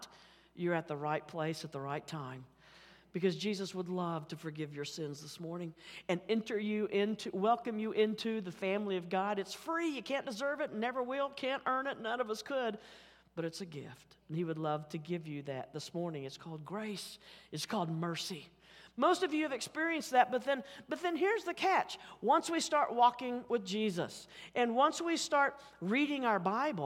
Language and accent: English; Oklahoma City, Oklahoma, United States; accent: Oklahoma City; my Oklahoma City accent